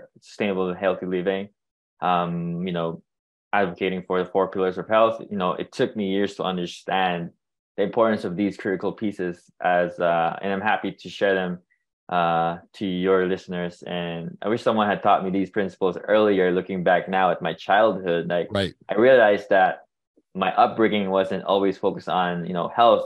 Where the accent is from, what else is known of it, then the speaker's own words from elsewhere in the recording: Philippines; moved away; I'm born and raised in the Philippines, and I was raised in a culture that, lacked awareness about mental health